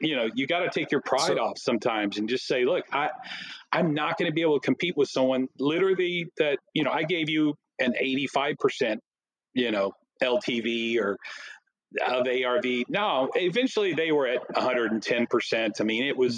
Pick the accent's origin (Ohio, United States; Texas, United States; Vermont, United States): Texas, United States; Plano; I'm from Plano